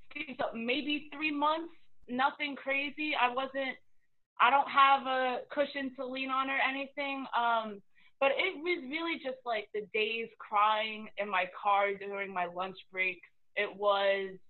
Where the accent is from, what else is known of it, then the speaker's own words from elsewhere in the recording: New York City, New York, United States; also born or lived in New Orleans; born and raised in New York City